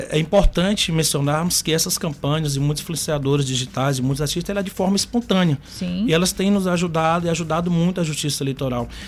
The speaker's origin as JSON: {"language": "Portuguese", "region": "Maranhão", "country": "Brazil", "said": "Então, sou maranhense. Sou do interior do Maranhão, inclusive"}